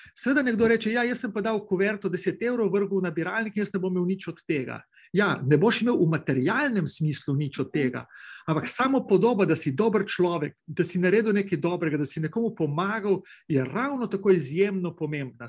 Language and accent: Slovenian; Slovenia; pri nas Planica